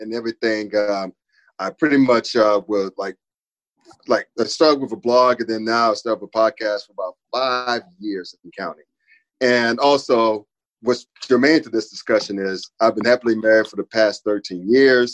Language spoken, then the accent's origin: English; Winston-Salem, North Carolina, United States; moved away as an adult; also born or lived in Brooklyn, New York; now in Cincinnati, United States; I grew up in Winston-Salem, North Carolina